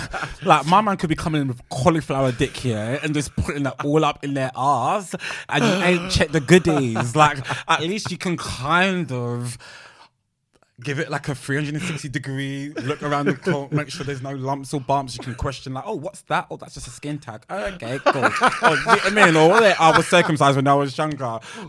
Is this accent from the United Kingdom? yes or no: yes; London, United Kingdom; accent: South London; I'm from South London.